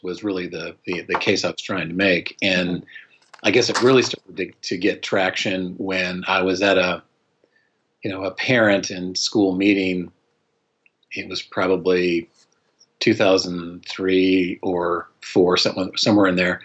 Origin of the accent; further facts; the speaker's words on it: Colorado, United States; moved away as an adult; also born or lived in Utah; now in North Carolina, United States; I was born and raised in Colorado